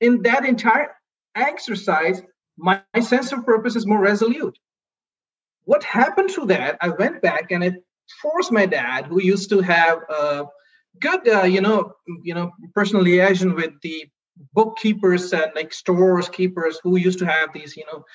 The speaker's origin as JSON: {"language": "English", "country": "India", "tie": "born or raised there", "second_language": "English", "moved": "as an adult", "said": "I grew up in India, and there English is definitely a buzzword"}